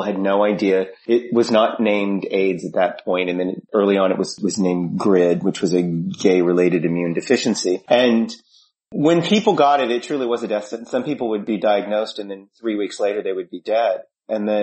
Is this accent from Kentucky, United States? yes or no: yes; Louisville, Kentucky, United States; moved away as an adult; also born or lived in New York; I grew up in Louisville, Kentucky, and I knew that it was literally the day after high school I moved to New York